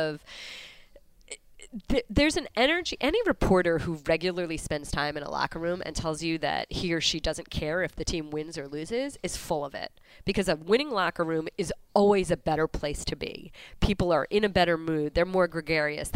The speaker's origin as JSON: {"language": "English", "region": "New Jersey", "country": "United States", "tie": "born or raised there", "said": "when I was a young kid growing up in New Jersey"}